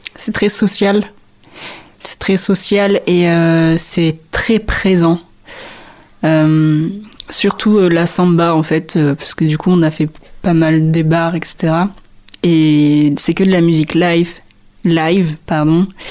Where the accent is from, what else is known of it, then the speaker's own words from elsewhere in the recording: Réunion, France; moved away; Je suis réunionnaise, donc je viens de la Réunion.